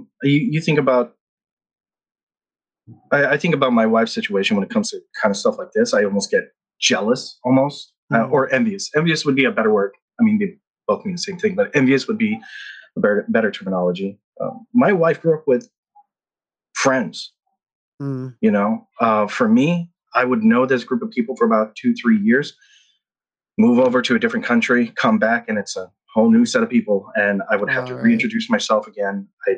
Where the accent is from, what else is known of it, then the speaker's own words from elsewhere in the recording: Philippines; also born or lived in Guam; So I was born and raised in the Philippines, and I was raised in, as a military brat.